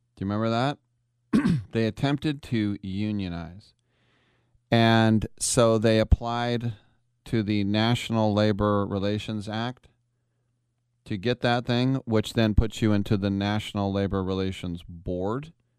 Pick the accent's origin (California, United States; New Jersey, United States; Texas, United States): New Jersey, United States; Bayonne; I'm from Bayonne, New Jersey